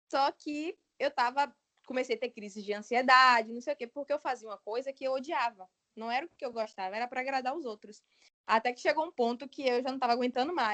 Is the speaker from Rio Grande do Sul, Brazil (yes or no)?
no; Santo Antônio de Jesus, Bahia, Brazil; moved away as an adult; also born or lived in Salvador / Feira de Santana; Eu sou de Santo Antônio.